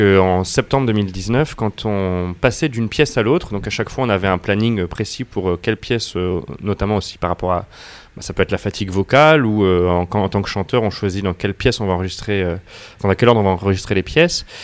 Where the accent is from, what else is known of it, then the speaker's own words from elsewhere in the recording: Angers, Pays de la Loire, France; first language French; moved away as an adult; also born or lived in La Rochelle / London; je suis né à La Rochelle et j'ai grandi à Angers